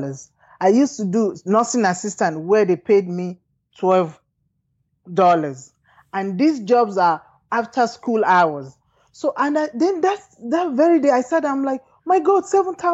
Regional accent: Nigeria; moved away as an adult; also born or lived in United Kingdom; growing up in Nigeria

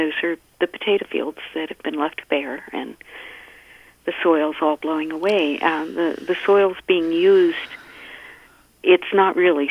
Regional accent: United States; moved away as an adult; also born or lived in Virginia / Maryland; now in Minnesota, United States; I grew up back east in Maryland and Virginia. And that's why I know I still have a little bit of an accent

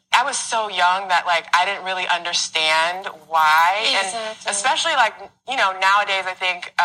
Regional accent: Canada; So I'm Canadian.

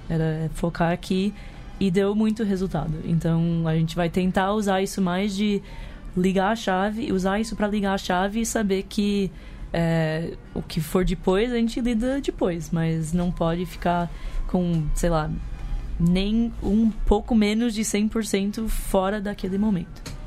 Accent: United States; moved away as an adult; also born or lived in New York; now in Brazil; eu nasci nos Estados Unidos, cresci lá, fui pra faculdade lá

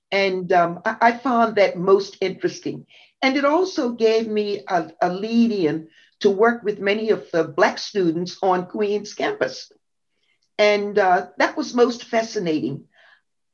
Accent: Bermuda; I was born in Bermuda

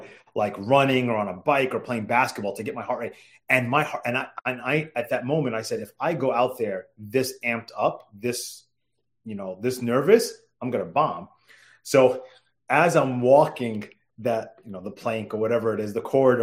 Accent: New York, United States; now in Washington, D.C., United States; growing up in New York

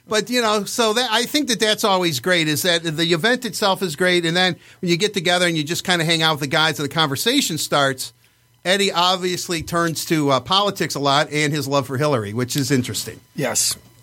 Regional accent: Livonia, Michigan, United States; where I grew up in Livonia

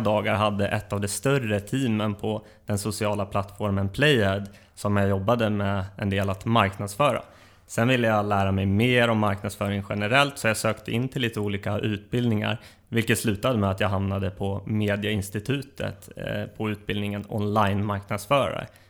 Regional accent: Uppsala, Uppsala County, Sweden; jag är uppväxt i Uppsala, där jag även bor i dagsläget.

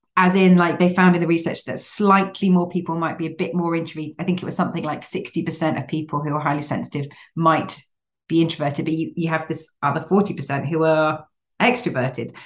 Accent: Cambridge, East of England, United Kingdom; I grew up in Cambridge and various Cambridgeshire villages

